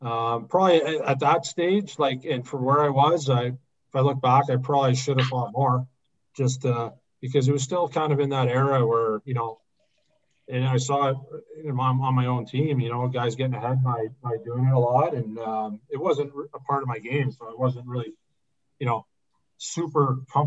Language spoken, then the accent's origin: English; Burlington, Ontario, Canada; moved away as an adult; now in Windsor, Canada; I played junior A back home in Burlington, which was awesome for me being in my hometown and just playing tier two and with some of, you know, the guys I grew up